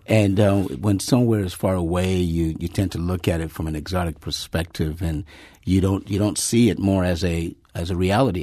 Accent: Nigeria; in Nigeria, my home country

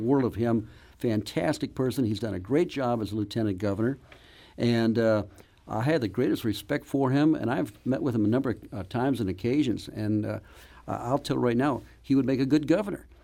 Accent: Webster Groves, Missouri, United States; I grew up in Webster Groves

